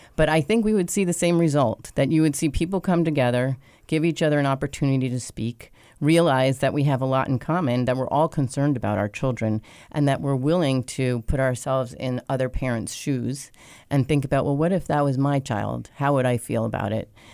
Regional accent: New York, United States; moved away as an adult; now in Wilmington, United States; I am originally from New York, but have been in Wilmington for over 20 years

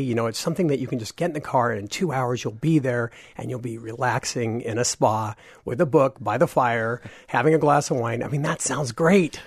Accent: Washington, United States; I'm from Washington State

